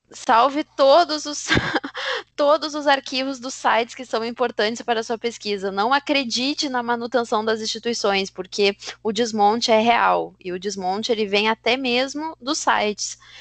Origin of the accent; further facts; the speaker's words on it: Brazil; enquanto brasileiros, enquanto sul-americanos